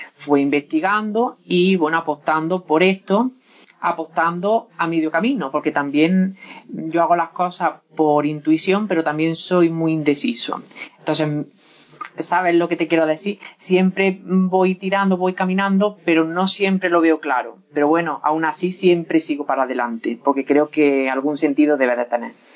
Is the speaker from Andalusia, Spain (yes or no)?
yes; Lucena, Andalusia, Spain; also born or lived in Doña Mencía; aunque yo soy y he vivido siempre en Lucena, Doña Mencía está toda mi familia